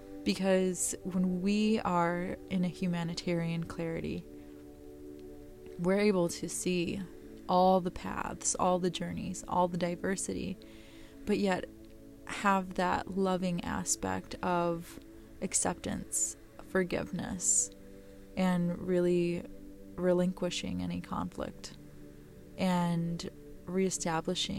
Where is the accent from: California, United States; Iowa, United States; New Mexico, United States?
New Mexico, United States; I'm from New Mexico